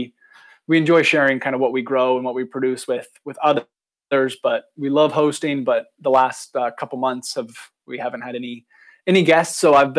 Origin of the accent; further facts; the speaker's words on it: Oregon, United States; also born or lived in Nice, France; so I grew up in Oregon on the West Coast